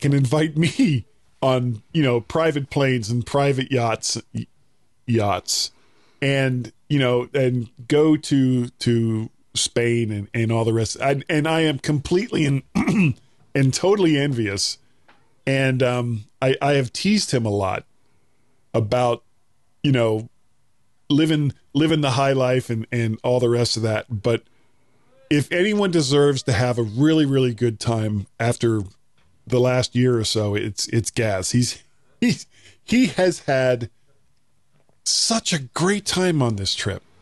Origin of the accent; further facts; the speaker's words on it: United States; I'm an American